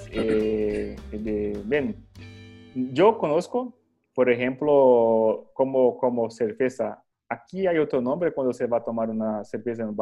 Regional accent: Brazil; Spanish is a second language; vengo de Brasil.

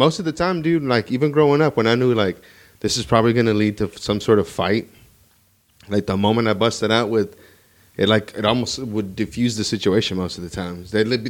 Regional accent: Houston, Texas, United States; Actually, I was born here in Houston.

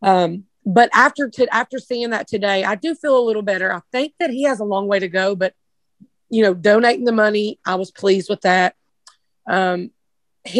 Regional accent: Appalachia, United States; moved away as an adult; Growing up in Appalachia

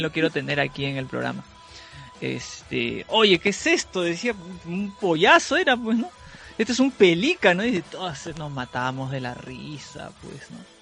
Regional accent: Peru; yo soy de Perú

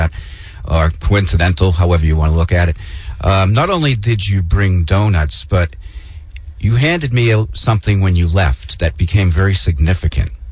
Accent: Peabody, Massachusetts, United States; I grew up in Peabody, and I had a 30-year career selling seafood

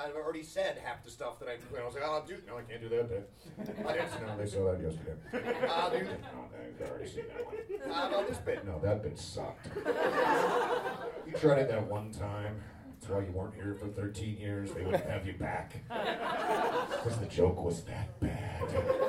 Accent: Queensland, Australia; moved away; Well, I'm from the land where everything's a question. I'm from Queensland.

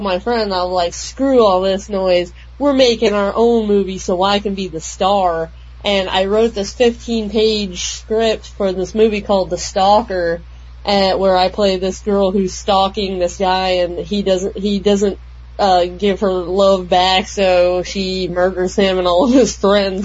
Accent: Wyoming, United States; my best friend and I grew up in Wyoming

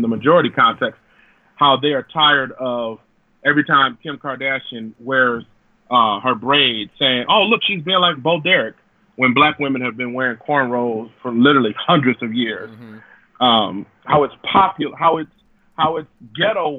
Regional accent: Detroit, Michigan, United States; I'm from Detroit

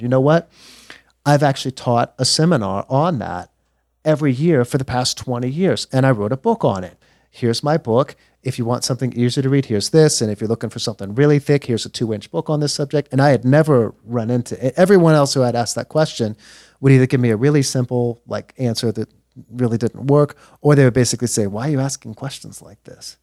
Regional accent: Texas, United States; moved away as an adult; I grew up here in Texas

